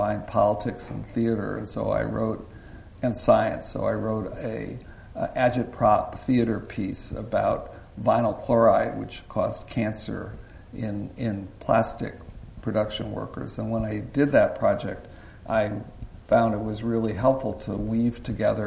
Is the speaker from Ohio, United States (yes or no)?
no; San Francisco, California, United States; I grew up in San Francisco, so I was in high school just down the street from here